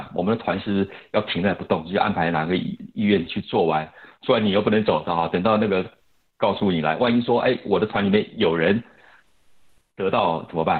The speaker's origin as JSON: {"language": "Chinese", "country": "South Korea", "second_language": "Chinese", "said": "想我是韩国人啊，所以那我在我在飞机上睡飞机上睡一个睡一个晚上啊。"}